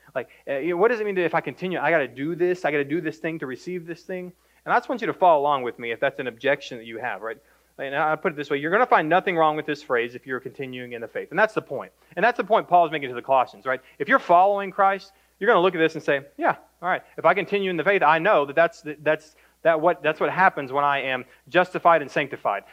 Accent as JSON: {"language": "English", "town": "Greenville", "region": "Texas", "country": "United States", "tie": "born or raised there", "said": "Born and raised in Greenville, Texas"}